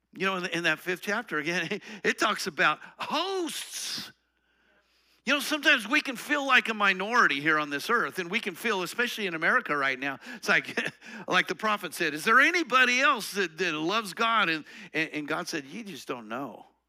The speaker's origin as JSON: {"language": "English", "region": "Colorado", "country": "United States", "said": "I'm from Colorado"}